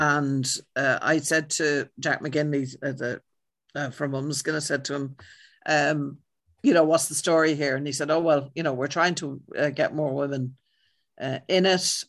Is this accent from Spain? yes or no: no; Ireland; I'm white and I'm Irish